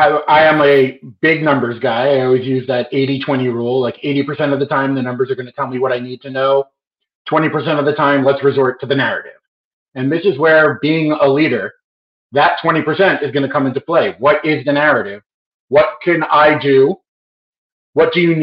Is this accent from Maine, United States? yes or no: no; New York, United States; I'm a New Yorker